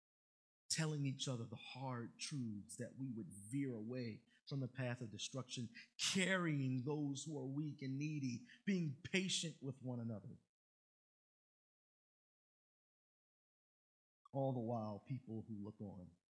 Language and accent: English; Baltimore, Maryland, United States; my boys that I grew up with in Baltimore